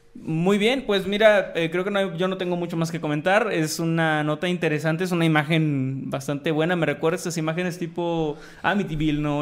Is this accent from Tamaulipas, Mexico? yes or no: yes; Tamaulipas, Mexico; mi tierra, Tamaulipeca